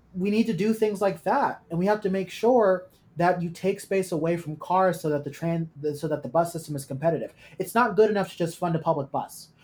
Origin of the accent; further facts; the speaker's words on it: Oakland, California, United States; I grew up in East Oakland